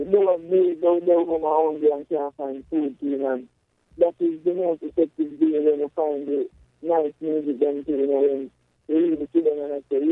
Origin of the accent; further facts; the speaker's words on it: Jamaica; I grew up in Pentamas most of my years, growing up, I grew up in Pentamas.